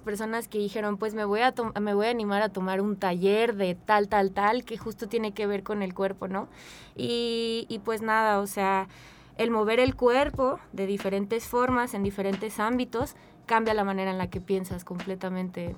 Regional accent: Mexico; also born or lived in San Luis Potosí; Yo actualmente pues soy una mujer mexicana, blanca

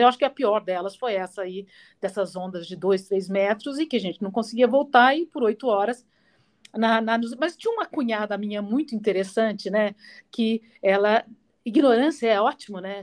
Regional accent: Pouso Alegre, Minas Gerais, Brazil; moved away as an adult; now in São Paulo, Brazil; eu sou mineira lá de Pouso Alegre, de Minas, né? É, sul de Minas, aliás, e cidade bacana, pequenininha, mas me formei, cresci lá, né? Até os 18 anos

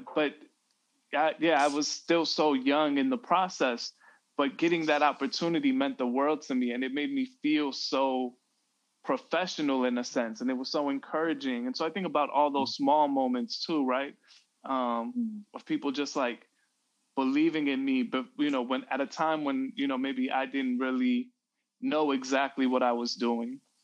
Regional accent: Chicago, Illinois, United States; growing up in Chicago

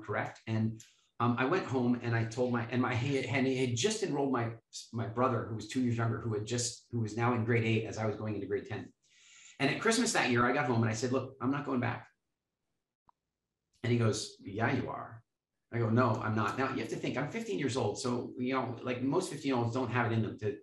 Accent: Canada; we're from Canada

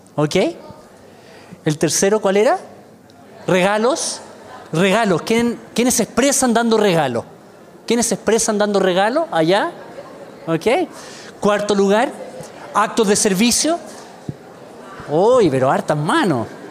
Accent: Chile; soy, soy de Chile

